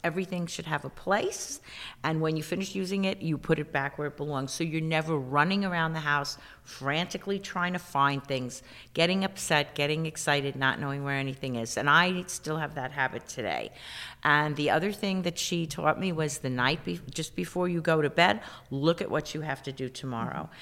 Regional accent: New York City, New York, United States; growing up in the South Bronx

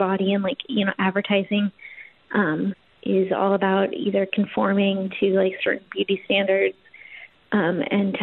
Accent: Portland, Oregon, United States; moved away as an adult; also born or lived in Los Angeles; So I grew up in Portland with that belief

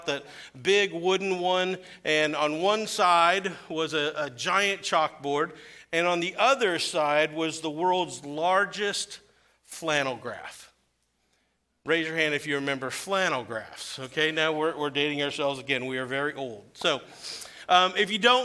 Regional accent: Weldon, Illinois, United States; my hometown of Weldon, Illinois, to share with my church that I grew up in.

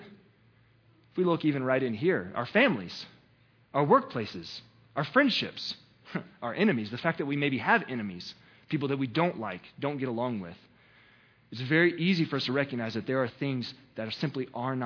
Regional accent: the South, United States; I'm from the South, right? Because it was never the word sin. It was sinna, right? We always put an A there on the end, sinna in your life. That's what we do in the South

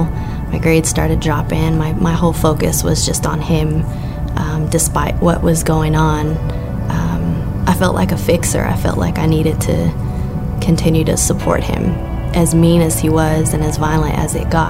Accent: Lubbock, Texas, United States; I was born and raised here in Lubbock. I've lived here all my life

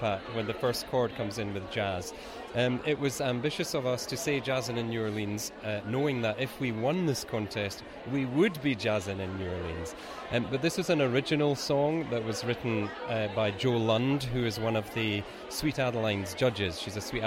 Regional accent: Scotland, United Kingdom; we're from Scotland

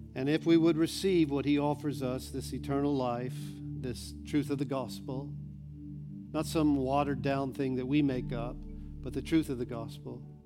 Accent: United States; I'm American.

